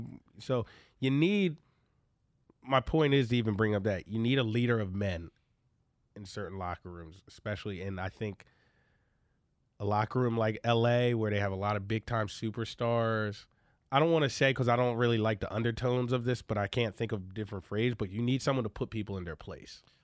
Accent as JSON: {"language": "English", "town": "Philadelphia", "region": "Pennsylvania", "country": "United States", "tie": "born or raised there", "moved": "yes", "said": "In Philadelphia, my, my hometown."}